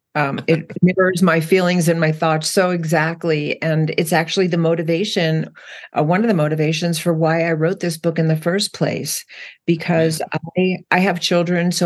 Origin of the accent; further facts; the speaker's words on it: New Jersey, United States; I grew up in New Jersey